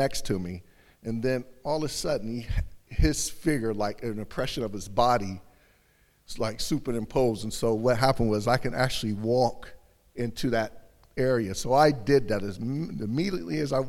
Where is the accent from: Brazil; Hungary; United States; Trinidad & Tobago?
United States; now in United Kingdom; I'm American, so I'm from the States